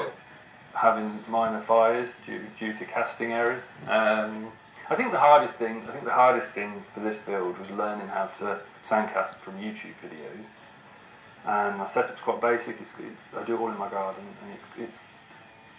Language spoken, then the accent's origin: English; Northampton, East Midlands, United Kingdom; I'm from Northampton, UK, and I'm a filmmaker.